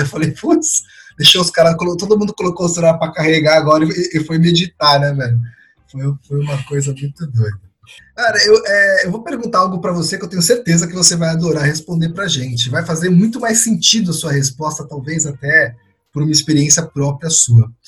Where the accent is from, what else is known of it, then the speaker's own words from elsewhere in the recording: São Paulo, Brazil; eu nasci em São Paulo, fui criado em São Paulo